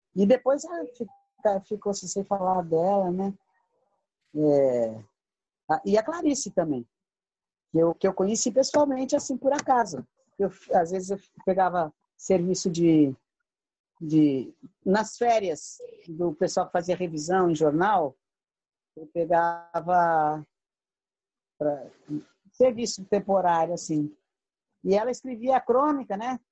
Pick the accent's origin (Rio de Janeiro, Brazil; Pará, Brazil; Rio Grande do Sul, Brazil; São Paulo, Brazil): São Paulo, Brazil; Santos; born or raised there; moved away; also born or lived in Minas Gerais